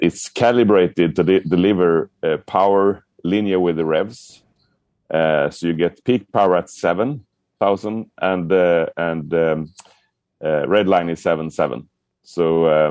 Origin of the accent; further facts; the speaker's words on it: Sweden; I'm from Sweden.